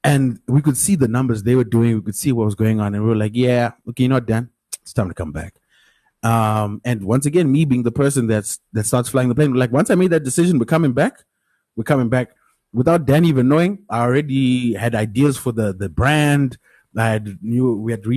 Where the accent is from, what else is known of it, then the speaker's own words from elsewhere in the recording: Mutare, Manicaland, Zimbabwe; I'm from Mutare. Mutare is a small town. Everyone kind of knows everyone